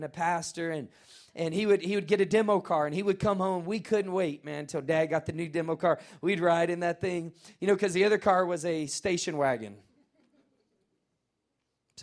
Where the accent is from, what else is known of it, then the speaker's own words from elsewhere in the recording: Nashville, Tennessee, United States; I'm from Nashville.